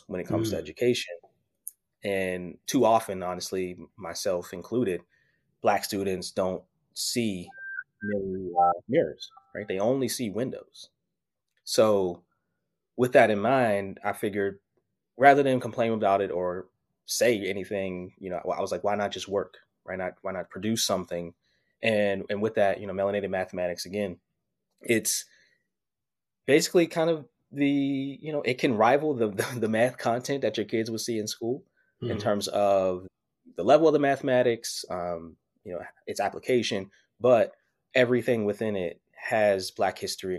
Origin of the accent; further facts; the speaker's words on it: Pittsburgh, Pennsylvania, United States; I'm originally from Pittsburgh, Pennsylvania